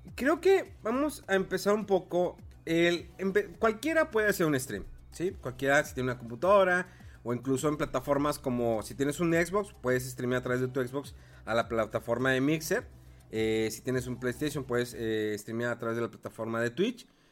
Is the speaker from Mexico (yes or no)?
yes; Mexico; Y somos aquí de México, somos de lugares pequeños